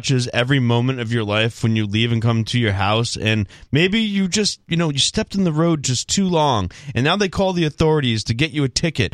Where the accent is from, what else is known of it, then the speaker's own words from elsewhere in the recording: Rhode Island, United States; I'm from Rhode Island